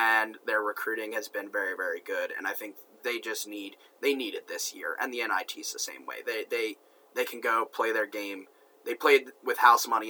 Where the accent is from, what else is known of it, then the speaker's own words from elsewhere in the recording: Towson, Maryland, United States; Towson, which is my hometown team. I live two minutes away from the campus